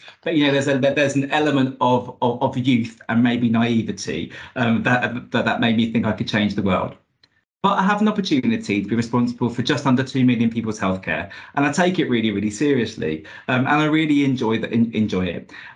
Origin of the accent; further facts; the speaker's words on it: Luton, East of England, United Kingdom; I'm from Luton.